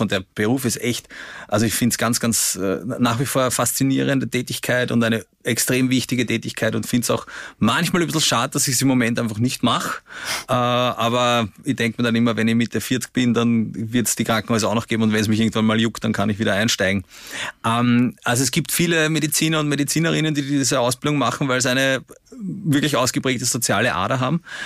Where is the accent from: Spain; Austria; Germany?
Austria; Vienna; In den 90er Jahren in, in Simmering, wo ich aufgewachsen bin